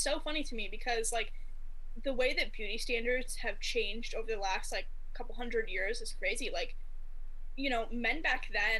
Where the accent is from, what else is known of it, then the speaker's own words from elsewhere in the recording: Midwest, United States; accent: Midwest; Sorry, my accent. It's a little Midwest.